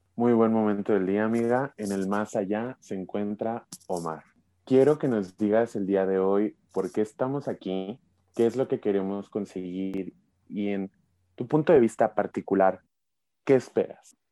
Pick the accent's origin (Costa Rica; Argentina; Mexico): Mexico; Mexico City metropolitan area; somos del área metropolitana, somos de la Ciudad de México y del Estado de México respectivamente